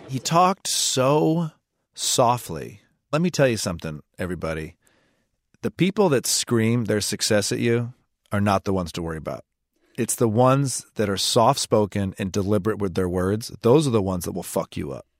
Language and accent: English; Southeast Michigan, United States; moved away; I'm from Southeast Michigan. You drive American, where I came from